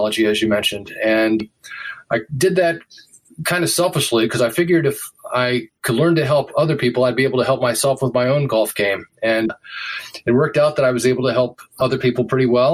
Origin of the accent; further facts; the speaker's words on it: Washington, District of Columbia, United States; moved away as an adult; also born or lived in San Francisco; I was born in Washington, D.C. on the East Coast and lived my formative years there